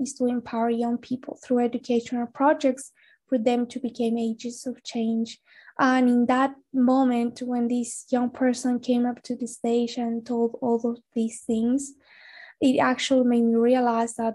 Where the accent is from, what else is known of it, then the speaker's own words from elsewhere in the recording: Salta, Argentina; moved away as an adult; also born or lived in Buenos Aires; because I moved to Buenos Aires to study because I'm actually from Salta.